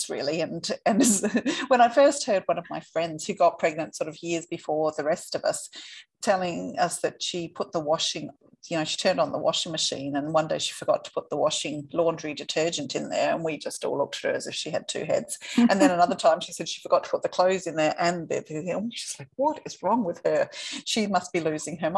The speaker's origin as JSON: {"language": "English", "town": "Perth", "region": "Western Australia", "country": "Australia", "moved": "yes", "said": "I am from Western Australia, I am from Perth, but I haven't been here for 3.5 years"}